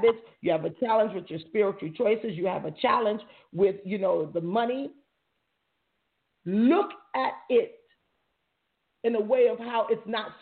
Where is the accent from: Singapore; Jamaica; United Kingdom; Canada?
Jamaica; I'm Jamaican